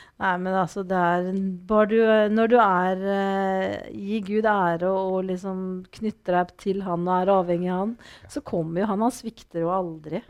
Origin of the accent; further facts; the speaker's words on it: Norway; jeg vokste jo opp ved Vatnar